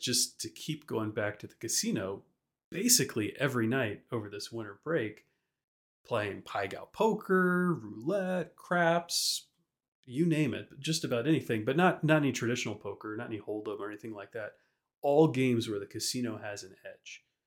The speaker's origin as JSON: {"language": "English", "town": "Baton Rouge", "region": "Louisiana", "country": "United States", "tie": "born or raised there", "said": "So, Frankie and I, we grew up in Louisiana. We lived in Baton Rouge"}